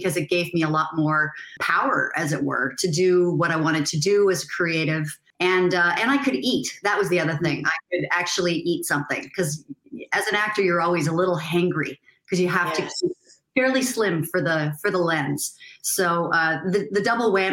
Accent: Canada; I'm originally from Canada

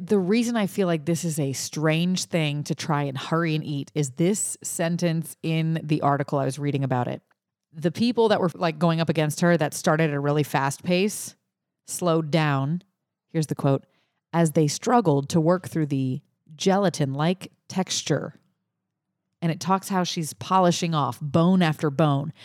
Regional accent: Cajun, Louisiana, United States; I'm the Cajun person here.

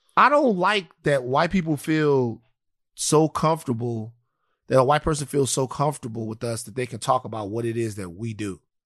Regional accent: United States; I'm an American

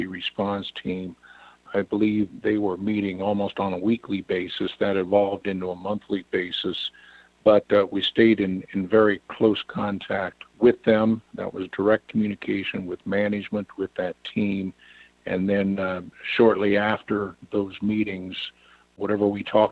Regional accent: Western Iowa, United States; also born or lived in Washington, D.C. area; I'm from Western Iowa, live on a farm in Western Iowa.

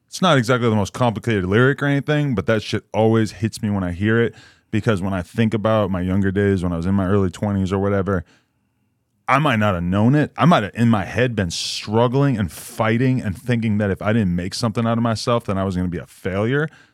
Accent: East Coast, United States; I'm from the East Coast

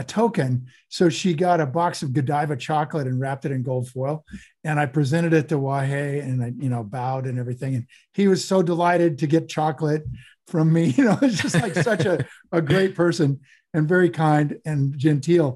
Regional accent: Portland and Seattle, Northwest, Pacific Northwest, United States; So I'm from Portland and Seattle, Northwest.

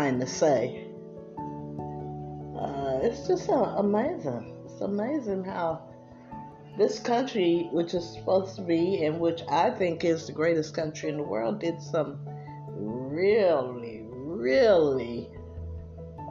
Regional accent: East Coast, United States; I'm from the East Coast

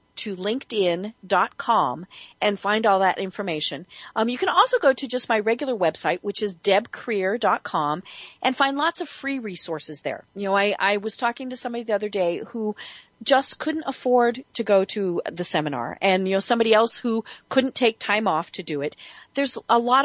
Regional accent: Colorado, United States; everyone in Colorado, which is my home state.

